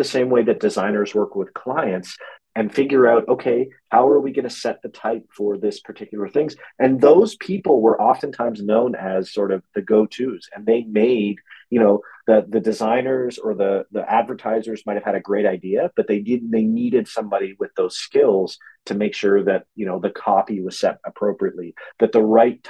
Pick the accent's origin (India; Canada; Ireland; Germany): Canada; Halifax, Nova Scotia; here in my hometown of Halifax